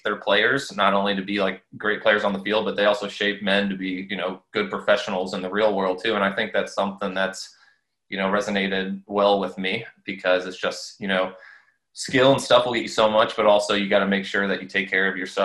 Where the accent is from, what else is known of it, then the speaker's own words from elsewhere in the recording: St. Louis, Missouri, United States; I played for Scott Gallagher growing up in St. Louis.